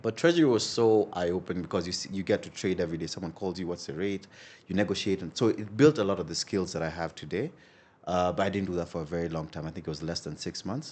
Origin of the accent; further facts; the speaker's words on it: Nairobi, Kenya; that's where I grew up predominantly